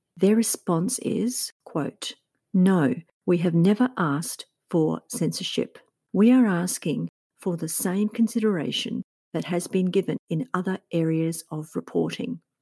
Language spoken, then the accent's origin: English; Australia; As I'm from Australia